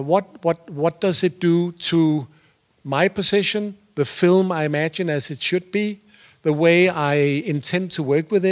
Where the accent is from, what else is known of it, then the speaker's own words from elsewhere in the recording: Denmark; I used to be a producer. I'm from Denmark.